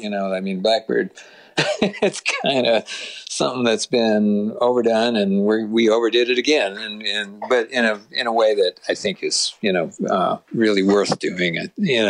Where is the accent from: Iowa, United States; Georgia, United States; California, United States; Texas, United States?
California, United States; also born or lived in Boston area, Massachusetts; now in Nashville, United States; because I grew up in California and I love the West Coast